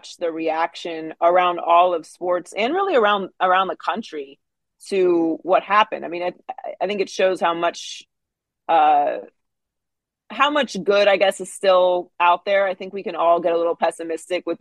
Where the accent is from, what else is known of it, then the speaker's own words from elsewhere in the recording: Pittsburgh, Pennsylvania, United States; I grew up in Pittsburgh